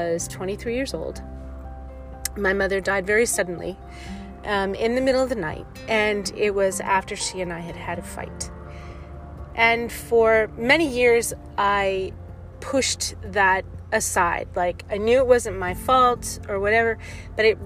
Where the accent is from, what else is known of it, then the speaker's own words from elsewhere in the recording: New Jersey, United States; now in California, United States; I forget how blessed I was to have such a huge family growing up in New Jersey, even though when I moved to California